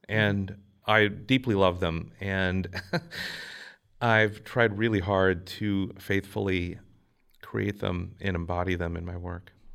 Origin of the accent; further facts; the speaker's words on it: Minnesota, United States; growing up in Minnesota